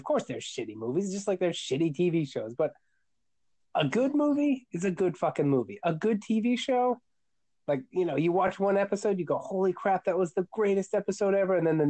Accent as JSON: {"language": "English", "region": "Ohio", "country": "United States", "said": "I am from Ohio"}